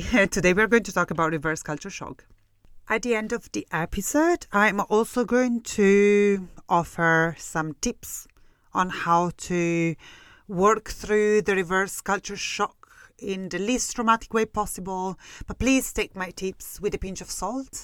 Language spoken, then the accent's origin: English; Italy; English is a second language; moved away as an adult; now in Scotland, United Kingdom; I left Italy. For real. You know, when I spend the majority of my time in Italy, I was like younger than twenty-two year old